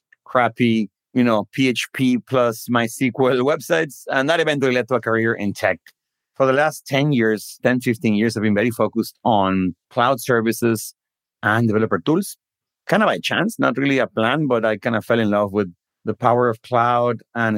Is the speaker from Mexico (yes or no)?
yes; Guadalajara, Jalisco, Mexico; moved away as an adult; also born or lived in Redmond, United States; I was born in Mexico, in Guadalajara. I grew up there, went to school there